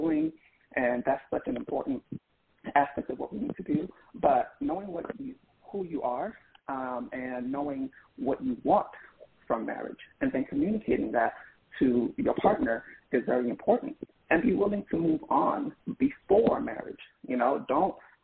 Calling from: Philadelphia, Pennsylvania, United States; calling from Philadelphia

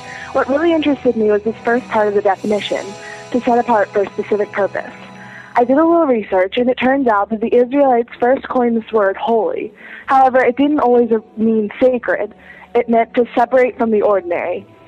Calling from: Pennsylvania, United States; Hey, MuggleCasters. … from Pennsylvania.

